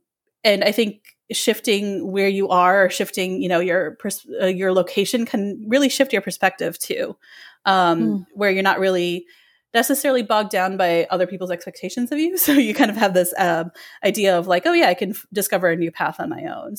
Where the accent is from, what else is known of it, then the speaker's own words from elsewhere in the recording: Illinois, United States; now in Philadelphia, United States; So I'm originally from the Chicago area. I grew up in the suburbs of Chicago my whole life, and I love the area.